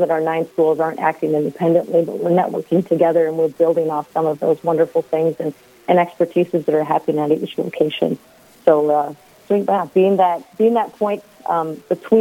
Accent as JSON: {"language": "English", "town": "Bemidji", "region": "Minnesota", "country": "United States", "tie": "born or raised there", "moved": "yes", "said": "I grew up in the area. I'm from Bemidji, and so this is a bit of a coming home for me"}